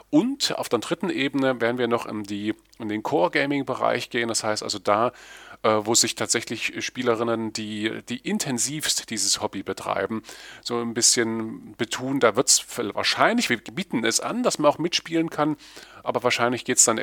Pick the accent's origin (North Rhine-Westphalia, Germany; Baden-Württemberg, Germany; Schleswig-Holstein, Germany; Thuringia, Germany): Thuringia, Germany; Erfurt; Ja, ich freue mich, äh, euch in meiner Heimatstadt zu begrüßen.